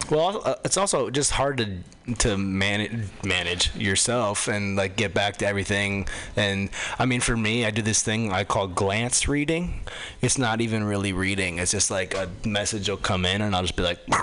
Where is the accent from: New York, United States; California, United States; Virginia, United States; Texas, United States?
California, United States; Los Angeles; moved away; I come from Los Angeles originally